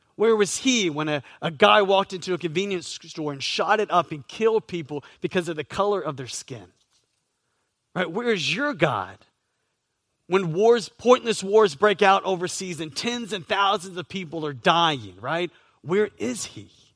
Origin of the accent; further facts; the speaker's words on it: Southeast, United States; now in Florida, United States; I grew up in the Southeast